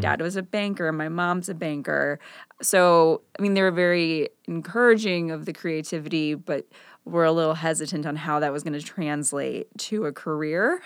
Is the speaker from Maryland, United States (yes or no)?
no; Northfield, Illinois, United States; Northfield is the, the where I grew up. It's, like, kinda near Kenilworth